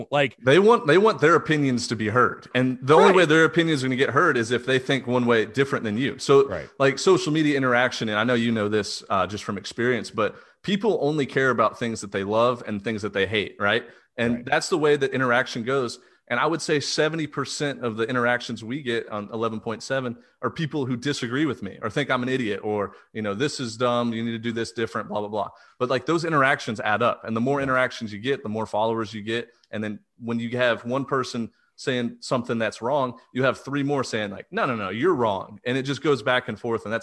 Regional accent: Houston, Texas, United States; he's from Kingwood, Texas, just like me

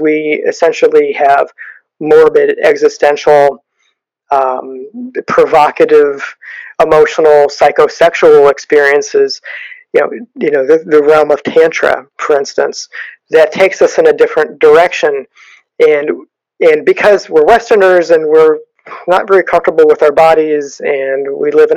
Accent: United States

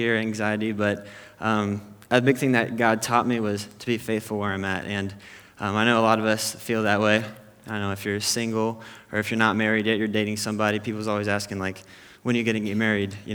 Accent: Temecula, California, United States; also born or lived in Chicago area; I'm from the Temecula area

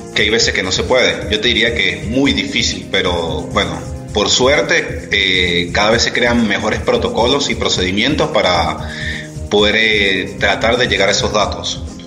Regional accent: Venezuela; moved away as an adult; now in Argentina; soy venezolano, tengo seis años ya radicado en Argentina

